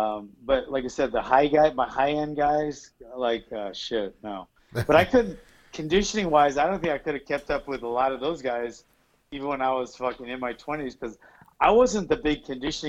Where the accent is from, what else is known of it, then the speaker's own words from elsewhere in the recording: Honolulu, Hawaii, United States; now in Central California, United States; I'm from Honolulu, Hawaii.